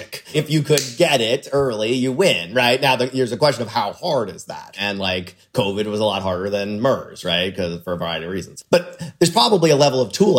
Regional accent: Florida, United States; I grew up in Florida

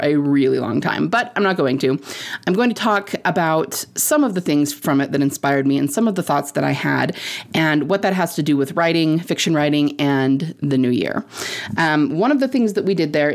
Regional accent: Utah, United States; I'm from Utah

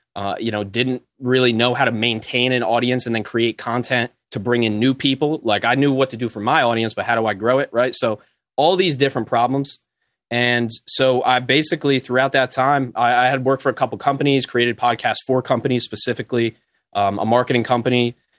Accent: New Jersey, United States; I'm from New Jersey.

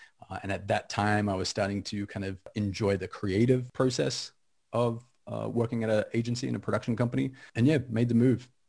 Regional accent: Kyabram, Victoria, Australia; moved away as an adult; also born or lived in Melbourne / Sydney; now in Los Angeles, United States; But I'm Australian. I'm an Aussie expat living in Los Angeles. I've been here 10 years, grew up in rural Australia, country Australia, the outback.

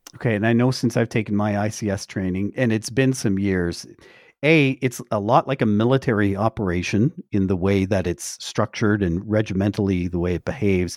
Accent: Canada; I am a Canadian

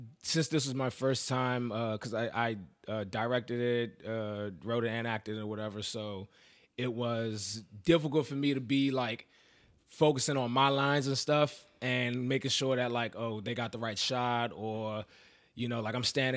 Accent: Maryland, United States; moved away as an adult; now in New York, United States; I'm originally from Maryland

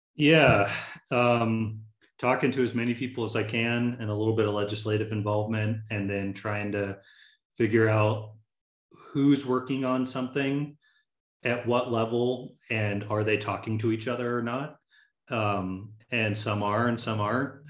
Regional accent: Tallahassee, Florida, United States; I'm originally from Tallahassee, Florida

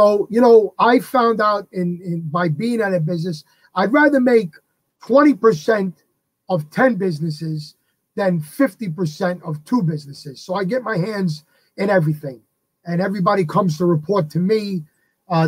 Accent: New York City, New York, United States; I grew up in the Bronx

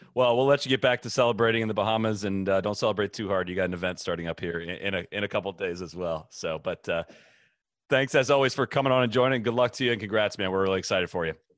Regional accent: Midwest, United States; moved away; also born or lived in Florida; I grew up in the Midwest

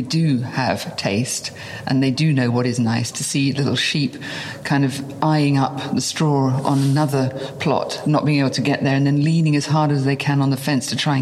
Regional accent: near Margate, South East England, United Kingdom; I was born in England, on the seaside, near a famous place called Margate, which was a day trip, a haven. And it was idyllic. I mean, I literally was brought up in a place where people went on holiday

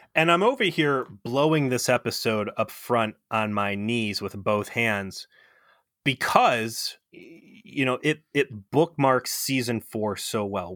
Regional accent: United States; as an American

